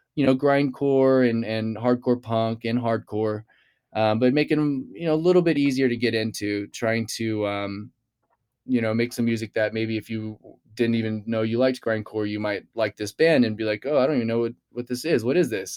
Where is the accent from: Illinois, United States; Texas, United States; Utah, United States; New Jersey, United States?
Texas, United States; Houston; I grew up in, in Texas, I grew up in Houston